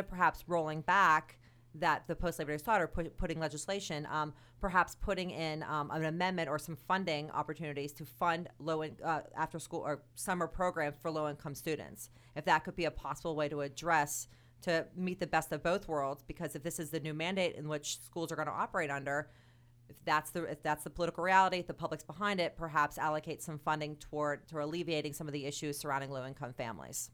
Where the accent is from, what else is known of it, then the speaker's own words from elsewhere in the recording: United States; as an American, as somebody who cares deeply about this country